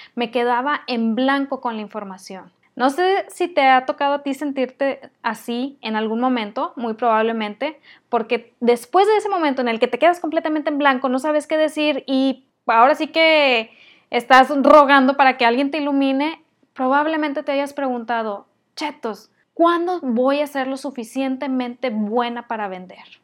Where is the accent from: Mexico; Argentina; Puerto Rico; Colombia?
Mexico; soy muy mala mexicana